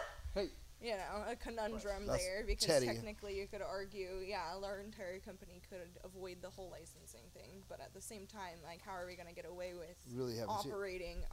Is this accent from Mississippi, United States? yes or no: no; Humboldt, California, United States; growing up in Humboldt